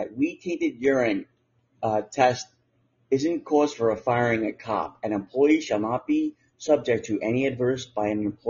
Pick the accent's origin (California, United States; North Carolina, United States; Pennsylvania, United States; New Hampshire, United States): New Hampshire, United States; But, New Hampshire.